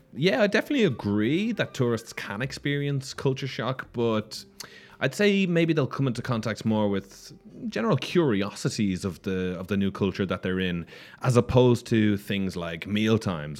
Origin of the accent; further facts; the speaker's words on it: Ireland; now in Barcelona, Spain; I come from Ireland